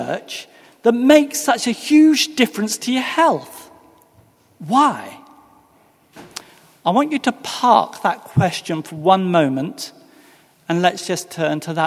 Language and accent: English; England, United Kingdom; moved away as an adult; now in Virginia, United States; I am, in actual fact, from England. I'm one of many people who've made the journey across the Atlantic